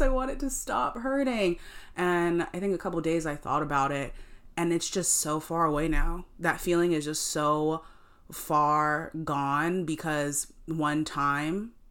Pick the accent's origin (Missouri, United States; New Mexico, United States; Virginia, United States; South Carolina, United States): South Carolina, United States; now in New York, United States; we told her we're from South Carolina.